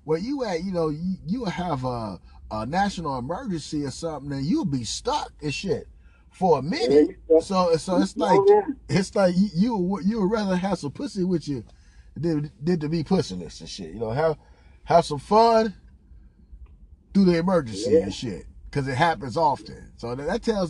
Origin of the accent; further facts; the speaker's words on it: Los Angeles, California, United States; I'm from Los Angeles